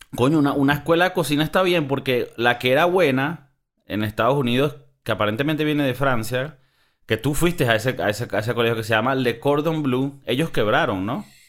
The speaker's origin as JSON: {"language": "Spanish", "country": "Venezuela", "tie": "born or raised there", "said": "yo tengo un abuelo que era español, eh, mi abuela era colombiana, yo nací en Venezuela"}